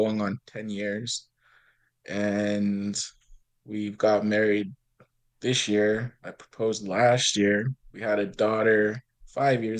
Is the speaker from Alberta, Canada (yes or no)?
yes; Kikino, Alberta, Canada; also born or lived in Lac La Biche; I'm from Kikino. It's a Métis settlement. I've been living here all my life